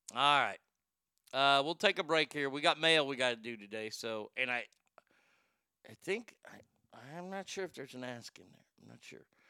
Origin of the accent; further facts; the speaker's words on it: Garland, Texas, United States; it was my hometown